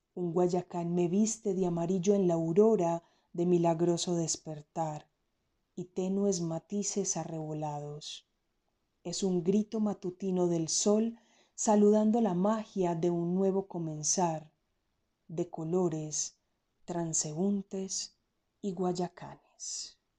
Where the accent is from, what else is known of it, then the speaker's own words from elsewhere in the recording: Frontino, Antioquia, Colombia; now in Medellín, Colombia; nací en el municipio de Frontino, Antioquia, y vivo en la ciudad de Medellín eh, ya hace bastantes años